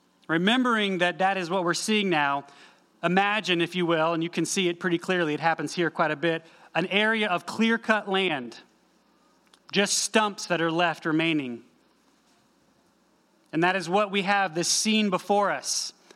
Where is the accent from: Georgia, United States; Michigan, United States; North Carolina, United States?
North Carolina, United States; also born or lived in Eastern Tennessee; I grew up, many of you remember, I grew up in Western North Carolina, going camping and hiking all over West North Carolina, Eastern Tennessee, living there every day.